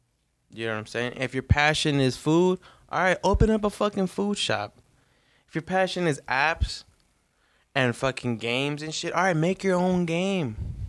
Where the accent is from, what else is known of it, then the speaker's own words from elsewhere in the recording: New York, United States; I'm from New York, son.